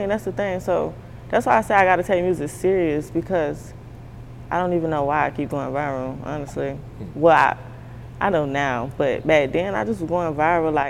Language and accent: English; Jacksonville, Florida, United States; growing up in Jacksonville, I used to fight a lot.